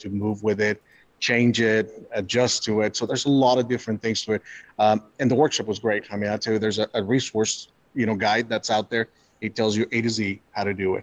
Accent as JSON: {"language": "English", "town": "Fort Worth", "region": "Texas", "country": "United States", "said": "I'm from Fort Worth, Texas."}